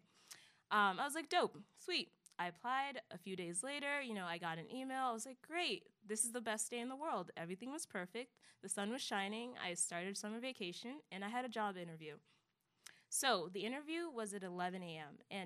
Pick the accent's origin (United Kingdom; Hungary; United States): United States; Germantown, Maryland; I am from Germantown, Maryland, which is the best town in the world